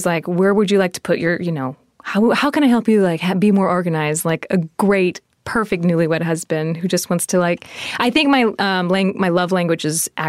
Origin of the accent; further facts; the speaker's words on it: Texas, United States; moved away; I'm from Texas too.